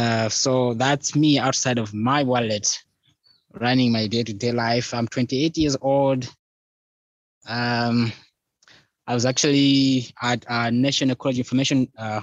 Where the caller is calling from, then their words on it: Malawi; Joanne, I'm actually based in Malawi, Southern Africa.